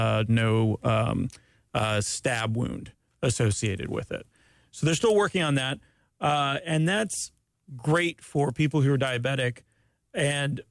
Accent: Ormond Beach, Florida, United States; I grew up in Ormond Beach

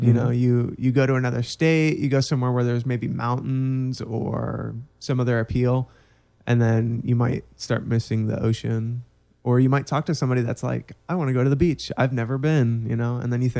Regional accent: Orlando, Florida, United States; also born or lived in Texas / Pennsylvania; for the most part, I've always been in Orlando.

